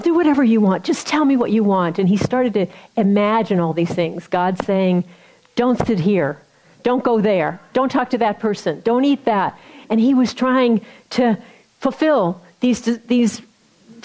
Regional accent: Missouri, United States; I'm from Missouri

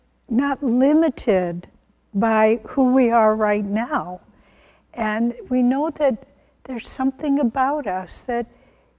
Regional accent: the Midwest of America, United States; I was born in the Midwest of America

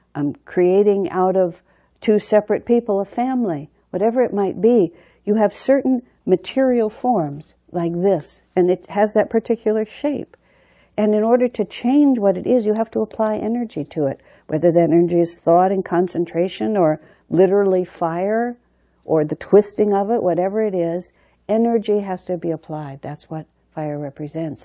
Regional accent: United States; I'm an American

